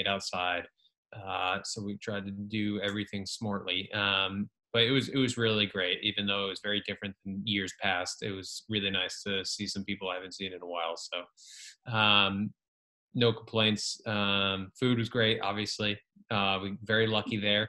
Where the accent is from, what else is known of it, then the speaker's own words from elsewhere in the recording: Rhode Island, United States; moved away as an adult; now in Los Angeles, United States; I was born and raised in Rhode Island